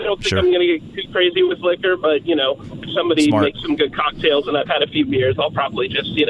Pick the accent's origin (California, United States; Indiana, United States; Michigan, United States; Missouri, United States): Indiana, United States; Indianapolis; I was born in Indianapolis. I'm 29 now